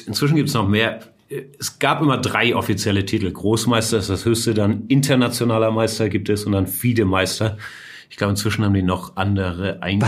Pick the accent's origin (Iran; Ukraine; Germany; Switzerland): Germany; Hamburg; ich bin Hamburger, beide Eltern Deutsche